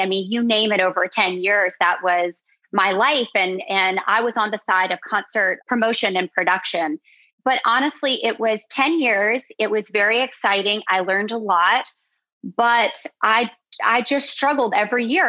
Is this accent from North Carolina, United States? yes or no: yes; Charlotte, North Carolina, United States; moved away as an adult; also born or lived in Virgin Islands; I'm from Charlotte, North Carolina